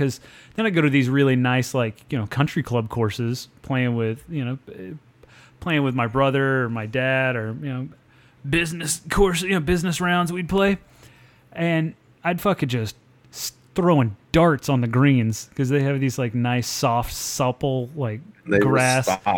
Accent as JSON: {"language": "English", "region": "central Oklahoma", "country": "United States", "tie": "born or raised there", "moved": "yes", "lives_now": "Central Texas, United States", "said": "The course in my hometown, it was a municipal course"}